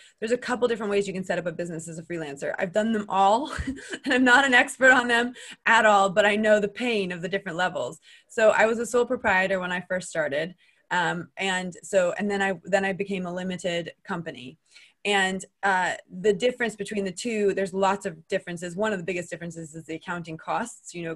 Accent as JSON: {"language": "English", "country": "United States", "also_born_or_lived": "Switzerland", "accent": "American", "moved": "as an adult", "lives_now": "United Kingdom", "said": "I'm American. You can tell from my accent."}